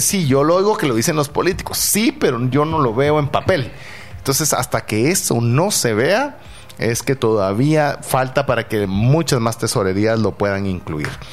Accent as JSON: {"language": "Spanish", "country": "Guatemala", "said": "siendo un guatemalteco"}